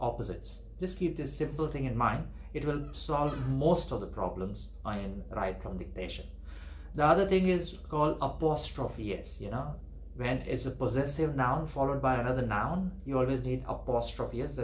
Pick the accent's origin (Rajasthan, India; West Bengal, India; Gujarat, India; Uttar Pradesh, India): Gujarat, India; Ahmedabad; I'm from Gujarat, I'm from Ahmedabad in India